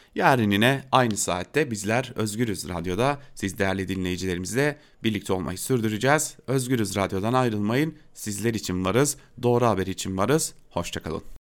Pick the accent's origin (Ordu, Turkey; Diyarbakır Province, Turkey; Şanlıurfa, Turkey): Diyarbakır Province, Turkey; Diyarbakır; ben de bir Diyarbakırlı olarak